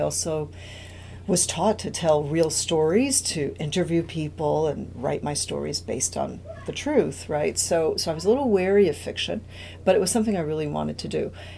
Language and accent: English; New York, United States; English is a second language; also born or lived in Cuba; I am an immigrant from Cuba. I arrived as a child to New York and had to learn English, had to learn, you know, a whole new way of doing things in the United States.